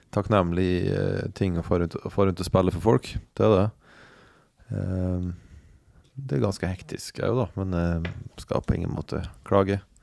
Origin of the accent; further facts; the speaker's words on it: Tomrefjord, Møre og Romsdal, Norway; now in Bergen, Norway; et lokalt fjell i Tomrefjord, der jeg kommer ifra.